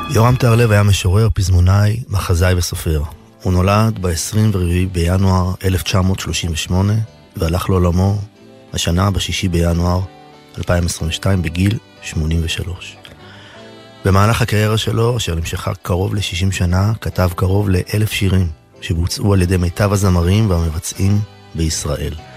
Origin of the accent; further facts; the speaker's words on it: Ein Carmel, Haifa District, Israel; אצלנו בקיבוץ, בקיבוץ בעין כרמל